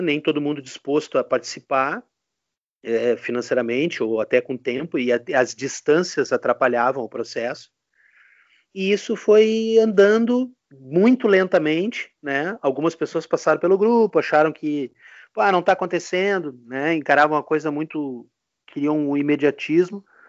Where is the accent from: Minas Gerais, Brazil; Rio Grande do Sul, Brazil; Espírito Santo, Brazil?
Rio Grande do Sul, Brazil; sou aqui do Rio Grande do Sul